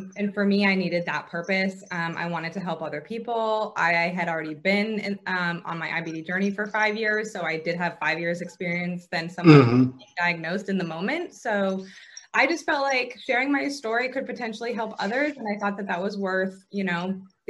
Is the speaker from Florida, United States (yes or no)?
no; Vermont, United States; moved away as an adult; now in Atlanta, United States; I was actually born and raised in a small town in Vermont